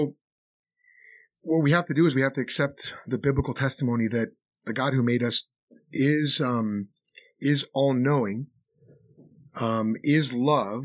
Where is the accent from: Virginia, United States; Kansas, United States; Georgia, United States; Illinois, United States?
Illinois, United States; Chicago; I'm from Chicago.